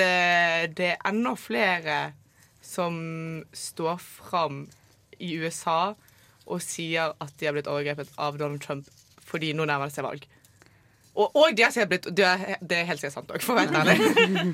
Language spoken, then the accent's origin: Norwegian; Nordhordland, Vestland, Norway; i Nordhordland, der jeg kommer fra